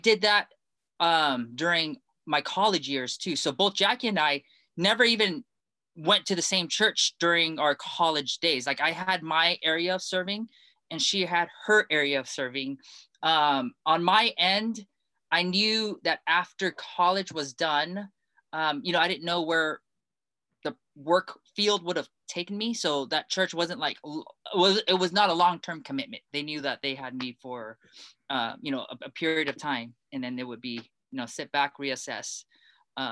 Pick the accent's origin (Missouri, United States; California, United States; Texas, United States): California, United States; Los Angeles; also born or lived in Hong Kong